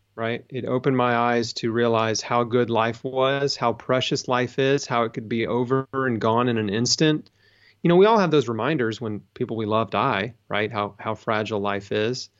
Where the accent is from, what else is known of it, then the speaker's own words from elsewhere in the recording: United States; I grew up in America.